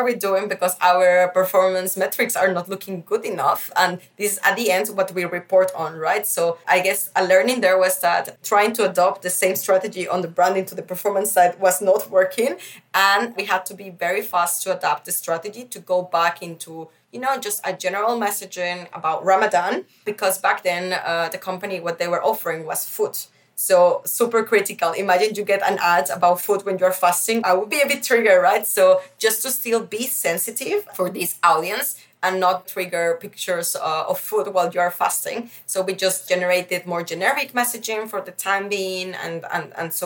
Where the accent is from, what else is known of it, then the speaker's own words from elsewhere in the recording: Mexico; also born or lived in Netherlands / Beijing, China; now in Berlin, Germany; I have been grown up in a Mexican society, but still I am from the Netherlands